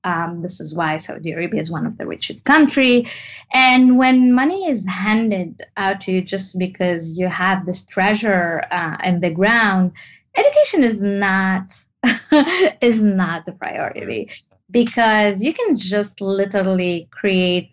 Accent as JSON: {"language": "English", "country": "Tunisia", "tie": "born or raised there", "also_born_or_lived": "France", "second_language": "English", "moved": "as an adult", "said": "my story is growing up in Tunisia. I am actually Tunisian"}